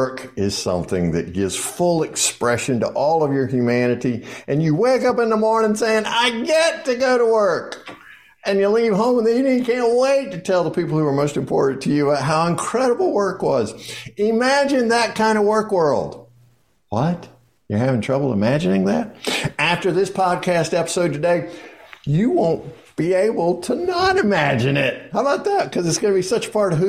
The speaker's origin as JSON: {"language": "English", "region": "the South", "country": "United States", "said": "I'm from the South."}